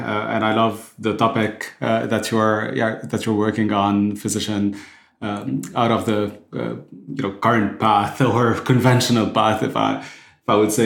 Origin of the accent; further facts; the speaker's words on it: Lebanon; I was born and raised in Lebanon